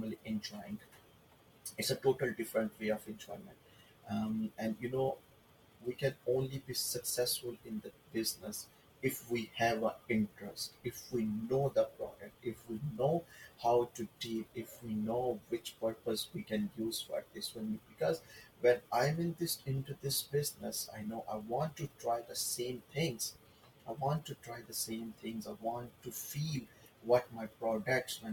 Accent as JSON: {"language": "English", "country": "Pakistan", "also_born_or_lived": "Saudi Arabia / Middle East", "moved": "yes", "lives_now": "Toronto, Canada", "said": "back home in Pakistan. Originally, I'm from Pakistan"}